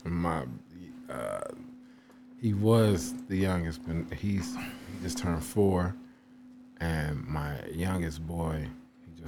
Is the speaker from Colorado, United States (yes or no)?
no; Chicago, Illinois, United States; moved away as an adult; also born or lived in Alabama; I was from Chicago